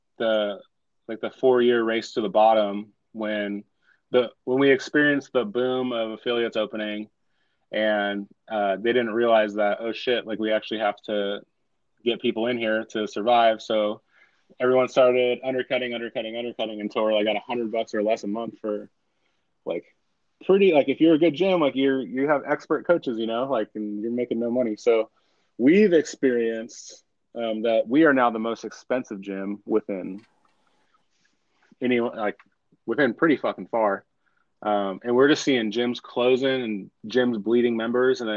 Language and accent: English; California, United States; we're from California